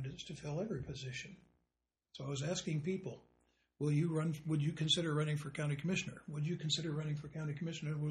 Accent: Vale, Oregon, United States; also born or lived in Long Beach, California; I was born in Long Beach, California, mm-hmm. and moved with my parents when I was 3 years old to Vail, Oregon, mm-hmm. where I spent the next... until high school graduation

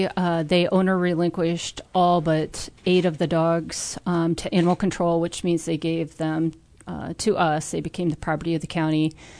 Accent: Peoria, Illinois, United States; I'm originally from Peoria, and I studied agriculture.

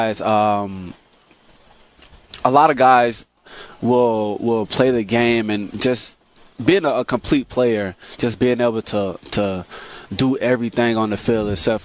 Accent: Florida, United States; now in Illinois, United States; I'm from Florida

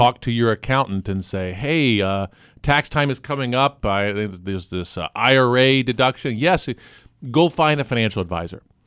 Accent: Gifford, Illinois, United States; I grew up in Gifford, Illinois

